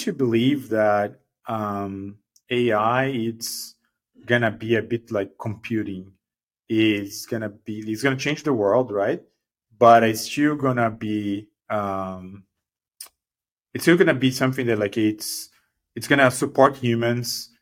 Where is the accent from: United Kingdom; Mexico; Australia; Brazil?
Brazil; moved away as an adult; now in Bay Area, United States; I'm originally from Brazil.